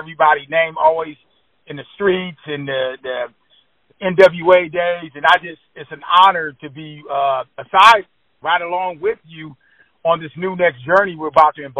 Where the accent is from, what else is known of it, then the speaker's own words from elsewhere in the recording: Oakland, California, United States; I'm from Oakland, California.